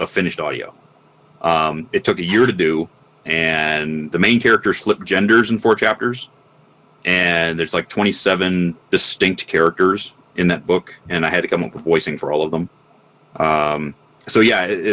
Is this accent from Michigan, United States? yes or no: yes; Michigan, United States; I grew up in the Midwest, you know, Michigan, and most in a very small rural town